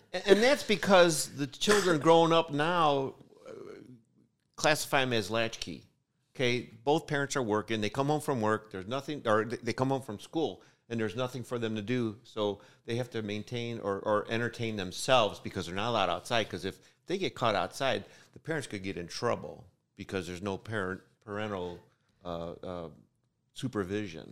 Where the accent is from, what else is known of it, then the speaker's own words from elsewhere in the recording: United States; I was born in America